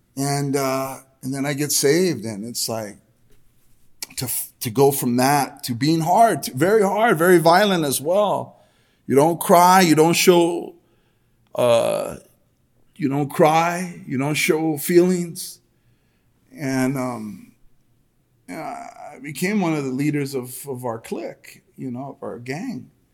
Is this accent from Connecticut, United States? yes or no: no; El Monte, California, United States; born or raised there